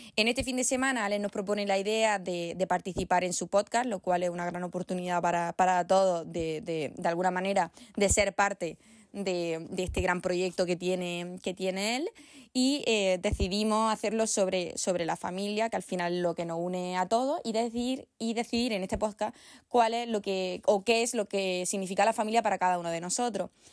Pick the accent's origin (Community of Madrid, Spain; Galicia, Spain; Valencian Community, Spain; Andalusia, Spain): Andalusia, Spain; Granada; la mayoría somos de Granada